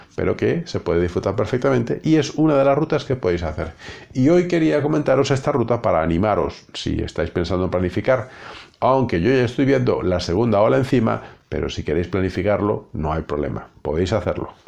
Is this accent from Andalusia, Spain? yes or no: no; Galicia, Spain; yo como buen gallego